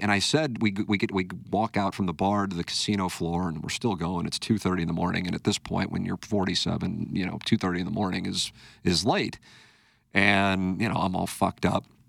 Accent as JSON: {"language": "English", "town": "St. Louis", "region": "Missouri", "country": "United States", "tie": "born or raised there", "said": "my hometown"}